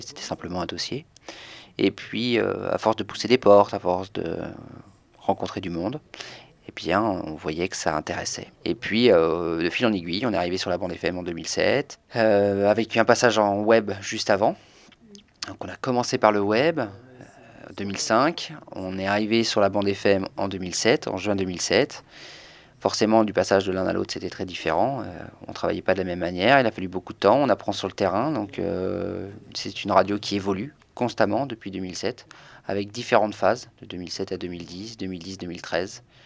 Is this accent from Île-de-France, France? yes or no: no; Angers, Pays de la Loire, France; also born or lived in Nantes; Je suis revenu à Angers au bout de trois ans. Et je me suis rendu compte que dans ma ville natale